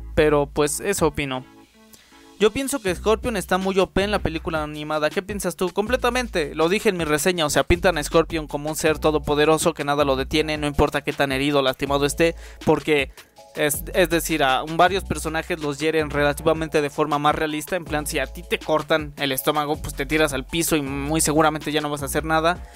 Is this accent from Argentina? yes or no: no; Mexico; Yo también soy de México